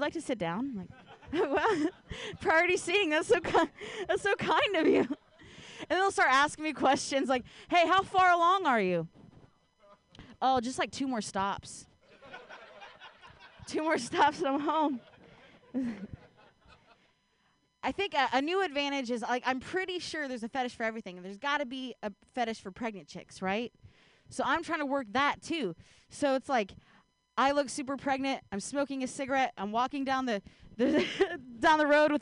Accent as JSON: {"language": "English", "region": "Ohio", "country": "United States", "tie": "born or raised there", "moved": "yes", "lives_now": "San Francisco Bay Area, United States", "said": "I grew up in Ohio"}